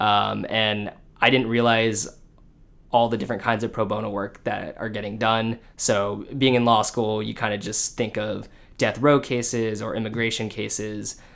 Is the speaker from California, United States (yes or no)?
yes; Orange County, California, United States; moved away as an adult; also born or lived in Los Angeles / Michigan / Washington, D.C.; I grew up in Orange County, California, uh, went to college in L